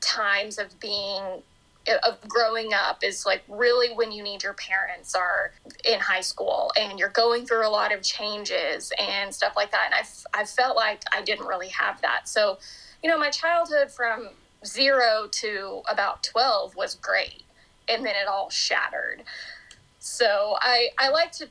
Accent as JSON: {"language": "English", "town": "Norman", "region": "Oklahoma", "country": "United States", "tie": "born or raised there", "lives_now": "Oklahoma City, United States", "said": "I grew up in Norman, Oklahoma, and I live in Oklahoma City now"}